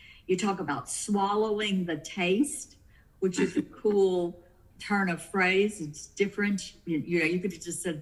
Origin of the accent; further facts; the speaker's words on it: the South, United States; I'm from the South